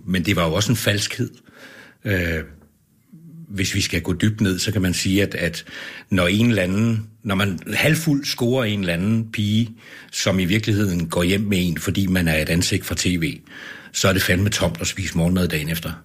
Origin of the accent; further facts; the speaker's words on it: Copenhagen, Capital Region of Denmark, Denmark; moved away as an adult; also born or lived in Ribe / Vejle; now in Aalborg, Denmark; jeg er jo ikke fra Aalborg, jeg er fra København